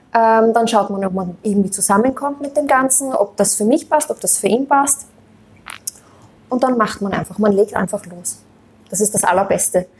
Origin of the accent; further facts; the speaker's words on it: Austria; Ich bin Österreicherin